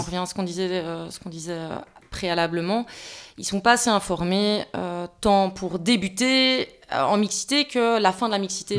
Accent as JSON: {"language": "French", "country": "Belgium", "said": "on est belge"}